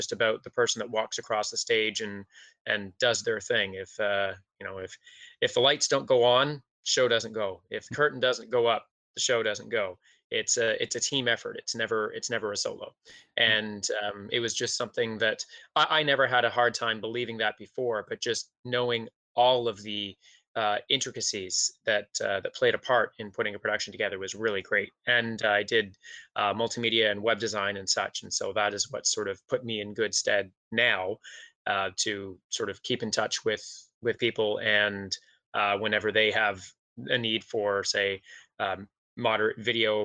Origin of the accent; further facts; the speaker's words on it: Toronto, Ontario, Canada; I grew up in Scarborough. Mm-hmm. In Ontario.